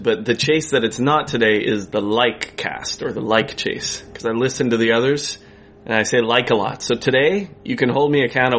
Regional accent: Boulder, Colorado, United States; now in Canada; Boulder, Colorado.

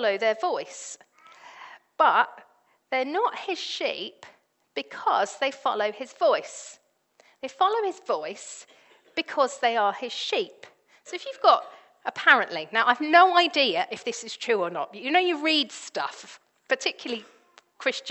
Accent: Devon, South West England, United Kingdom; I grew up in Devon

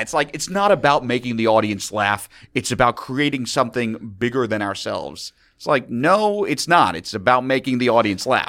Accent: New York City, New York, United States; also born or lived in Chicago; I'm a native New Yorker

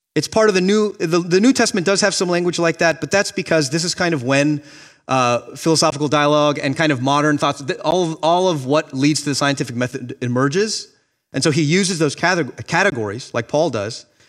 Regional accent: Miami, Florida, United States; moved away as an adult; now in Boston, United States; I grew up in Miami, Florida

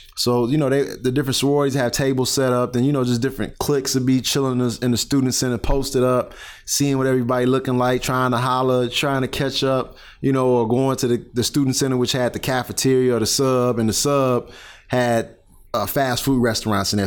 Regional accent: Calumet City, Illinois, United States; moved away; also born or lived in Chicago, Illinois / East Chicago, Indiana; I grew up in Calumet City, Illinois

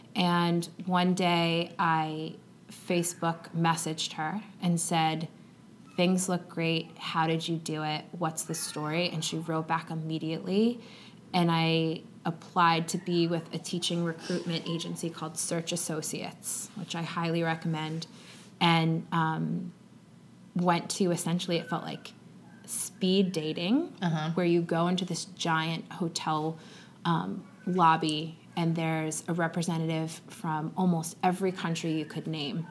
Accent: Long Island, New York, United States; So I grew up on Long Island in New York.

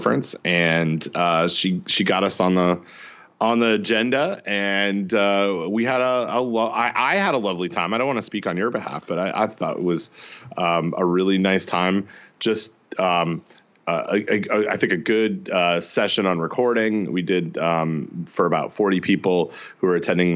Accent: Canada; I'm from Canada

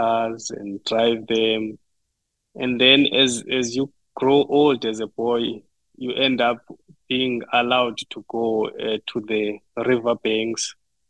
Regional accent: Butterworth, Eastern Cape, South Africa; now in Norman, United States; I grew up in South Africa, in Eastern Cape Province, in a small town called Butterworth. But I've been raised in a village which is closer to Butterworth, about 20 kilometers

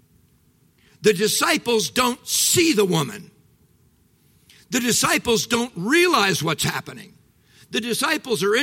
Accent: Midwest, United States; I'm from the Midwest

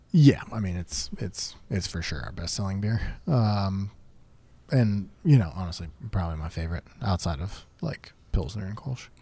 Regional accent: Pittsburgh, Pennsylvania, United States; we're from Pittsburgh

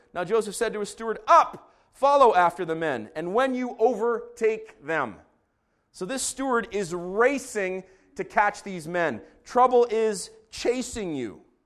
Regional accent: Israel; moved away; I grew up in Israel

